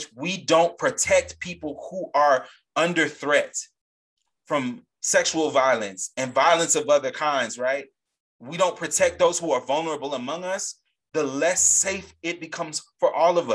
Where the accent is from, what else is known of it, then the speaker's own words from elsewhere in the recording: a Gulf of Mexico state, Gulf Coast, United States; the Gulf of Mexico, right next to my home state